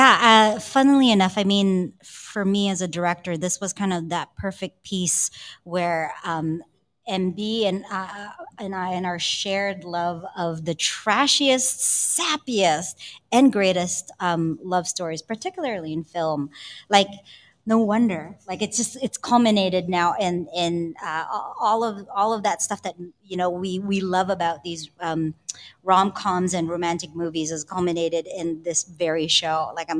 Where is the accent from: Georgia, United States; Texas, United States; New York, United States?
Texas, United States; Houston; also born or lived in San Juan, Philippines; Hello. I was born in San Juan, Metro Manila. Grew up in Houston, Texas. So I am a Filipino cowboy.